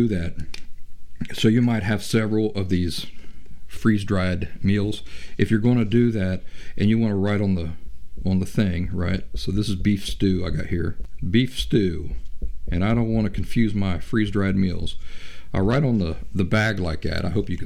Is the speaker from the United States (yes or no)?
yes; Appalachia, United States; I'm from Appalachia. I grew up in the woods, in the middle of nowhere.